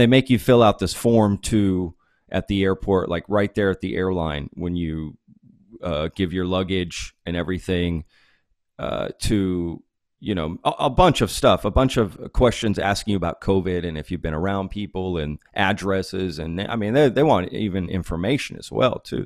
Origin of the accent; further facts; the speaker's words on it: Dallas, Texas, United States; also born or lived in Fort Worth, Texas; now in Austin, United States; I grew up in Dallas